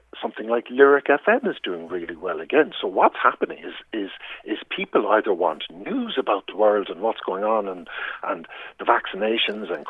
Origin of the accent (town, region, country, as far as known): Ireland